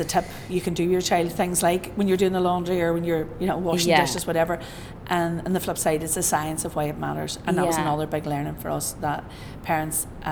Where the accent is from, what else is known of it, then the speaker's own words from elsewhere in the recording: Northern Ireland, United Kingdom; I'm from Northern Ireland